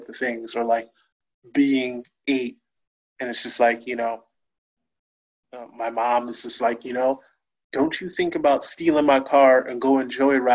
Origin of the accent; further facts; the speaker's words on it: New Haven, Connecticut, United States; also born or lived in Hamden; I grew up in New Haven, my first year I was born, my family lived in East Rock in New Haven